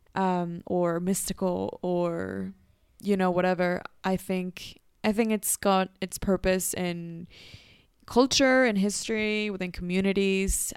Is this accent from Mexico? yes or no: yes; Mexico; Growing up in Mexico